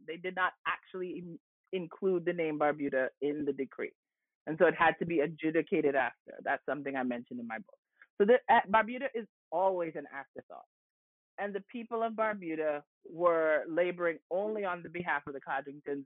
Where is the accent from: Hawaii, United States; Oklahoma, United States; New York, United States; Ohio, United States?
New York, United States; also born or lived in Antigua; I was born in New York, but I was born to Antiguan parents that had migrated to New York in the 1970s, and my entire upbringing in the Bronx